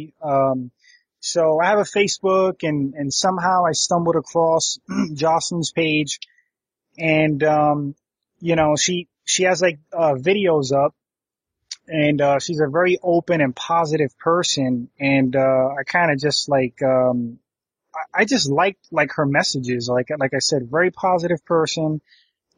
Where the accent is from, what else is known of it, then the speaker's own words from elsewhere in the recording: New York City, New York, United States; moved away; also born or lived in Connecticut; I grew up in New York and then totally different. And then I moved to Connecticut in 97, but I grew up in the inner city.